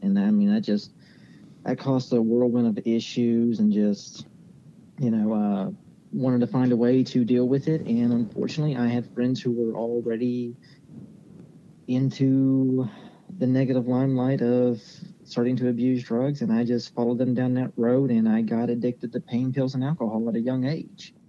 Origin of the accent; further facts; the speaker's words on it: Lesage, West Virginia, United States; I grew up uh, here in Lesage, so, you know, pretty local little spot right outside of Huntington along Route 2